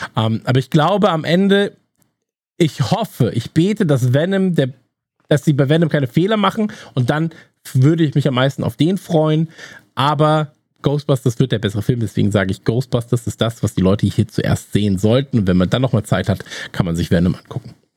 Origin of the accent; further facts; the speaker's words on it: North Rhine-Westphalia, Germany; wir kommen ja beide aus Nordrhein-Westfalen